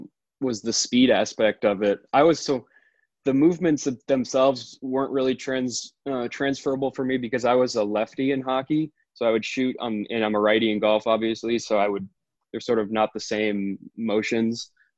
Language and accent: English; Bangor, Maine, United States; also born or lived in Holden, Maine; Yeah, I grew up in Bangor